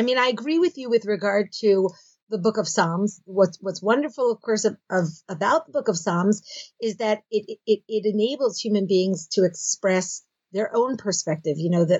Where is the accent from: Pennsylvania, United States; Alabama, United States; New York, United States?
Pennsylvania, United States; Philadelphia; moved away as an adult; now in Israel; Okay, so I grew up in Philadelphia, and I did my first degree at Stern College, which is the women's division of Yeshiva University. I then made Aliyah. I moved to Israel, and I did my subsequent degrees at Bar-Ilan University.